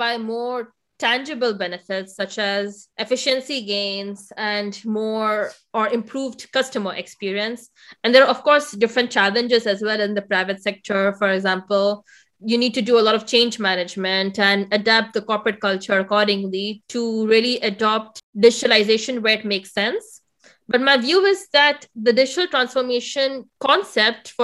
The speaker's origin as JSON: {"language": "English", "country": "India", "also_born_or_lived": "United States", "moved": "yes", "lives_now": "Germany", "said": "India, which is my home country"}